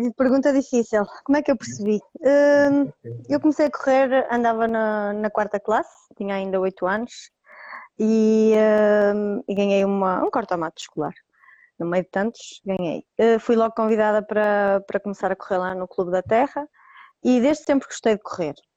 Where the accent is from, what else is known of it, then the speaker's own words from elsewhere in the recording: Roriz, Norte, Portugal; clube da minha terra, que, que é Roriz, pertence ao Conselho de Santirce